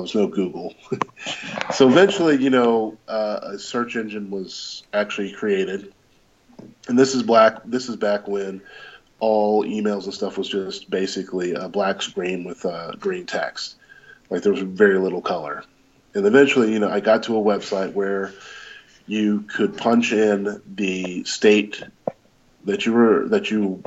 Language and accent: English; Georgia, United States; also born or lived in Louisville, Kentucky; we moved from Kentucky to Georgia around 6 years old